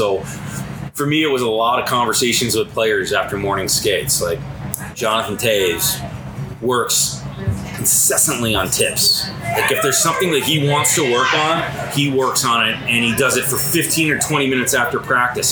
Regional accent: Plymouth, Michigan, United States; I grew up in Detroit, played hockey in Detroit until I was 15

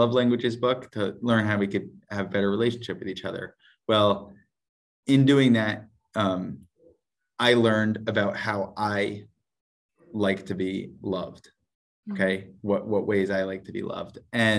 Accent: Parksville, United States; So we were living in Fishka, which is like an hour and 15, hour and 20 minutes from where we grew up in Parksville.

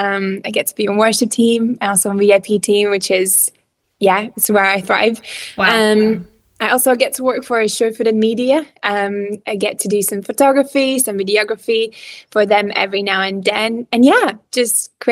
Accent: Riga, Latvia; English is a second language; moved away as an adult; also born or lived in Cardiff, Wales; So I'm actually originally from Latvia. You probably noticed that my accent is a little bit weird. So I'm from Latvia

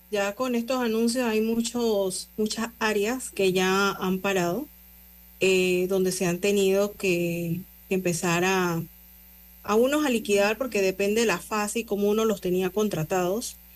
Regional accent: Panama; los panameños que estamos nosotros como panameños haciendo, siendo también garante

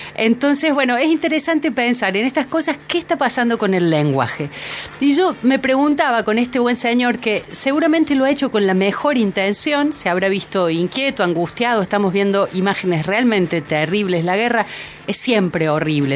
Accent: Argentina; soy argentina

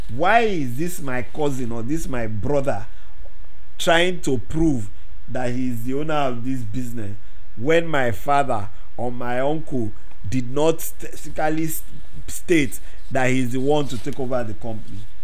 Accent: Nigeria; Growing up in Nigeria

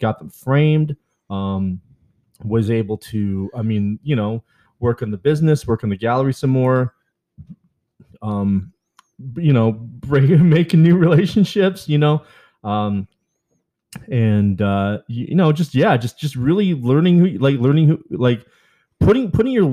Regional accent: Vancouver, British Columbia, Canada; now in Wyandotte, United States; I'm originally from Vancouver

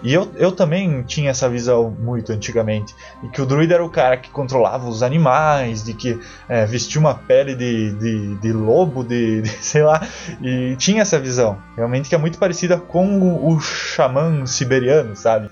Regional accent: South Region, Brazil; a gente, todos nós aqui somos do Sul

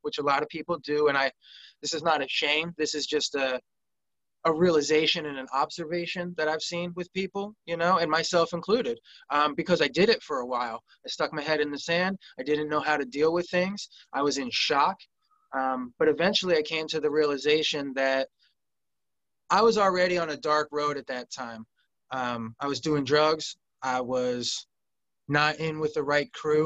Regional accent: suburbs of Philadelphia, Montgomery County, southeastern Pennsylvania, United States; I grew up in Pennsylvania, southeastern Pennsylvania, right in the suburbs of Philadelphia, Montgomery County

